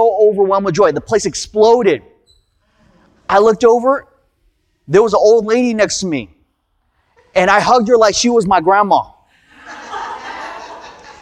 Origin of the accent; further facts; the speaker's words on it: United States; also born or lived in California; I'm Korean American